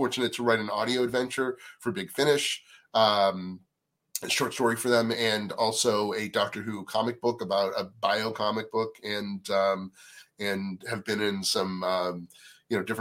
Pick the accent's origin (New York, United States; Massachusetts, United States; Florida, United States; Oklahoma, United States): Massachusetts, United States; Natick; moved away as an adult; I grew up on the East Coast in a town called Natick, Massachusetts